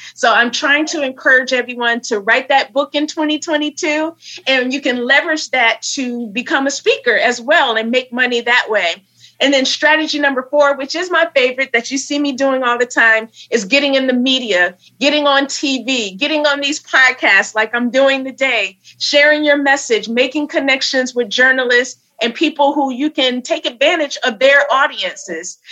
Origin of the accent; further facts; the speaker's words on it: Flint, Michigan, United States; now in New York City, United States; I am um, in New York City. I hail from Flint, Michigan